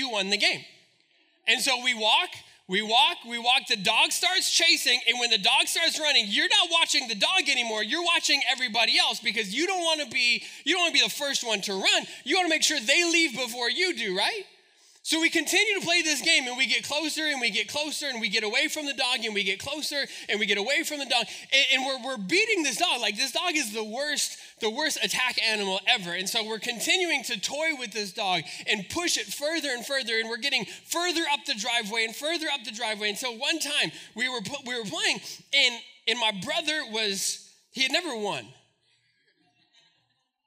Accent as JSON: {"language": "English", "town": "Albuquerque", "region": "New Mexico", "country": "United States", "tie": "born or raised there", "said": "We grew up in Albuquerque"}